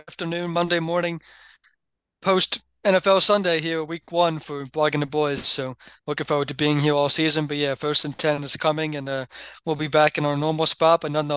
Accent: New Jersey, United States; Tony was in attendance back in my home state of New Jersey

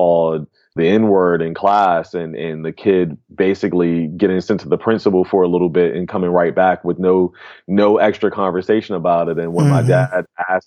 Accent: Atlanta, Georgia, United States; also born or lived in Baltimore, Maryland; I moved from Baltimore when I was about 9 or 10 and came to Atlanta

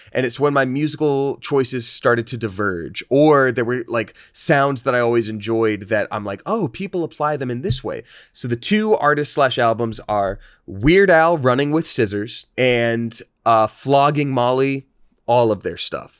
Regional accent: Georgia, United States; I'm from Georgia in an area that was in general very religious

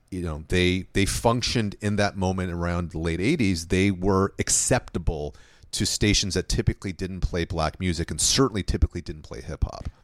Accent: Los Angeles, California, United States; I grew up in, in LA of the 1980s

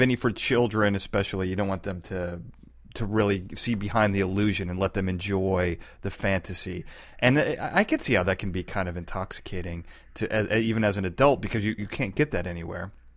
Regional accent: Chicago, Illinois, United States; now in California, United States; I'm from Chicago. I moved to California

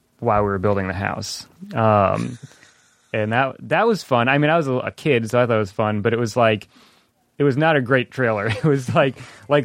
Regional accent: Boston, Massachusetts, United States; we grew up in Boston

